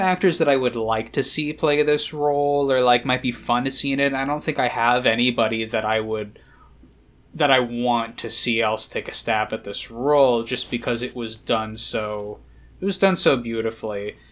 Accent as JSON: {"language": "English", "country": "United Kingdom", "said": "I'm British"}